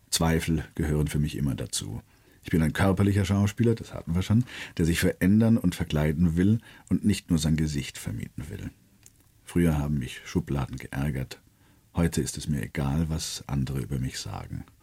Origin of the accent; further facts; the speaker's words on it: Baden-Württemberg, Germany; accent: Swabian; Ja, Freile. Der Schwab, ich meine, ich bin aufgewachsen da.